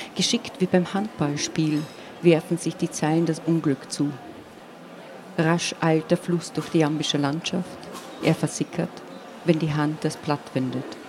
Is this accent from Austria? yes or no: yes; Eisenkappel, Carinthia, Austria; first language Slovene; German is a second language; moved away; also born or lived in United States; ich bin zweisprachig aufgewachsen, wobei ich auch sagen müsste, zu den Zeiten, als ich geboren wurde, war eigentlich die, dieses Tal, wo ich geboren wurde, im Prinzip slowenisch